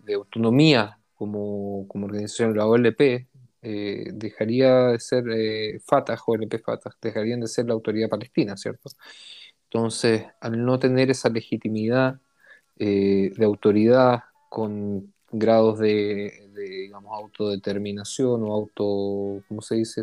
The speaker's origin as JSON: {"language": "Spanish", "country": "Chile", "also_born_or_lived": "Israel", "said": "chileno, israelí, sionista, judío"}